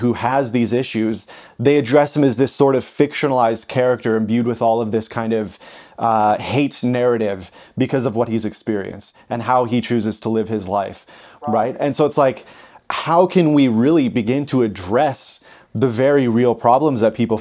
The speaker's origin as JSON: {"language": "English", "town": "Moose Jaw", "region": "Saskatchewan", "country": "Canada", "tie": "born or raised there", "said": "I grew up in Moose Jaw, Saskatchewan, where there's, you know, 30,000 people."}